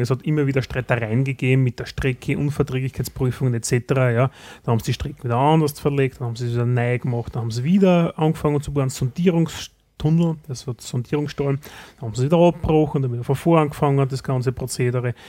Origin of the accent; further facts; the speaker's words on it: Styria, Austria; bei uns in der Steiermark